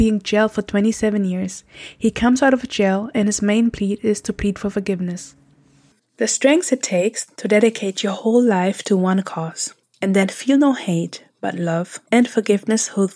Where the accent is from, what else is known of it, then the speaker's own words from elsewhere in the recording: close to Frankfurt, Hesse, Germany; moved away as an adult; also born or lived in Eritrea; now in San Francisco Bay Area, United States; I was raised close to Frankfurt